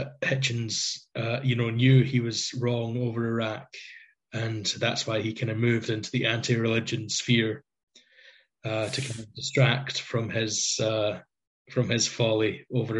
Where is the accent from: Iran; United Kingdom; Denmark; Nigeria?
United Kingdom; Scotland; being Scottish